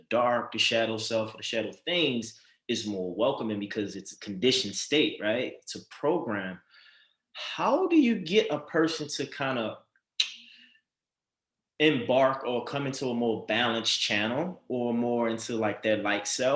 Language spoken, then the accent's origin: English; Baltimore, Maryland, United States; I grew up in Baltimore City, a very hostile, negative environment